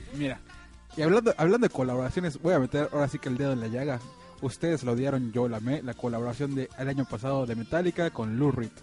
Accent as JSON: {"language": "Spanish", "region": "Mexico City", "country": "Mexico", "moved": "yes", "lives_now": "Mérida, Mexico", "said": "yo soy de la Ciudad de México"}